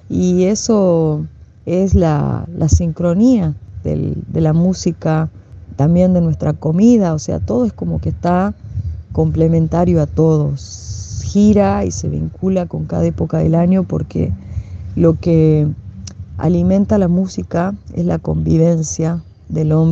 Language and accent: Spanish; Humahuaca, Jujuy, Argentina; Soy de Humahuaca y ser de Humahuaca a veces es una, una responsabilidad muy grande dentro de, la provincia de Jujuy